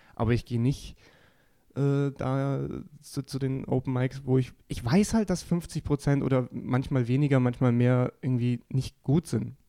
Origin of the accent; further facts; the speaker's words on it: Geretsried, Bavaria, Germany; meine gesamte Familie da sein wird, weil es in meiner Heimatstadt eben ist